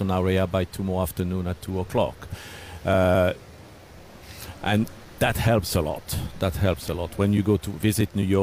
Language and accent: English; Switzerland; moved away as an adult; now in Bermuda; I was born in Switzerland. That's where I came from